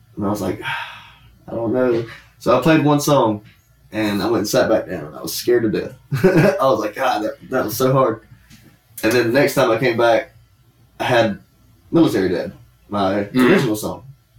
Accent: Kingsland, Georgia, United States; I am from Kingsland, Georgia. I don't know anyone in your area.

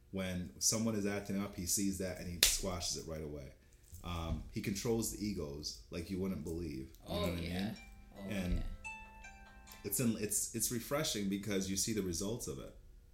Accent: Jamaica; I'm Jamaican

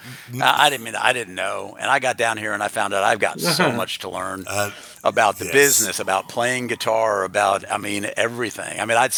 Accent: Riverdale, Maryland, United States; moved away as an adult; also born or lived in Yonkers, New York; now in Nashville, United States; I was born in New York in Yonkers, but I grew up in a small town outside of Washington, D.C. in Maryland

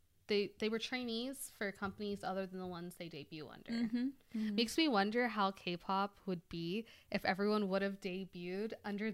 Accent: Texas, United States; I'm white. I'm from Texas, y'all.

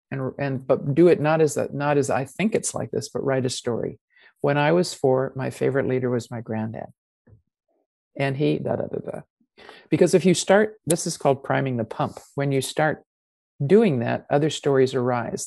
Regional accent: United States; accent: American; moved away as an adult; also born or lived in New Zealand; I have an American accent because I grew up with it and I was 25 already by the time I went to New Zealand

